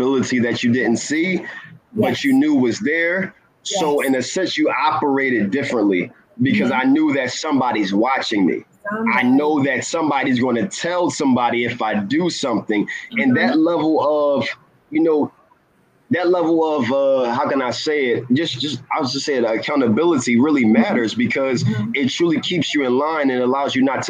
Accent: Philadelphia, Pennsylvania, United States; I grew up in West Philadelphia, born and raised

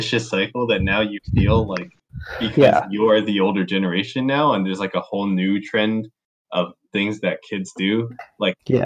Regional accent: Calgary, Alberta, Canada; growing up in Calgary, I felt like I don't know, maybe it's because I was in IB

